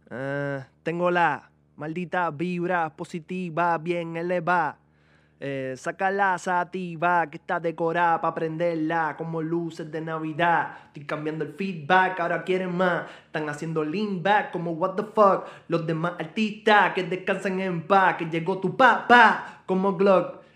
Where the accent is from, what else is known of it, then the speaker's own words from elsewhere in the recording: Guaynabo, Puerto Rico; yo soy un blanquito de Guaynabo